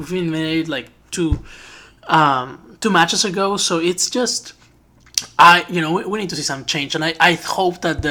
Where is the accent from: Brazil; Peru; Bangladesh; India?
Peru; that's where I'm from, by the way, from Peru.